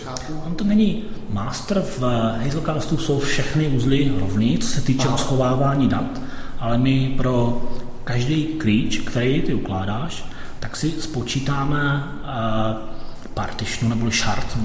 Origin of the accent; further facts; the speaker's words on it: Czechia; also born or lived in London, United Kingdom; now in Bulgaria; já jsem Čech, pracuji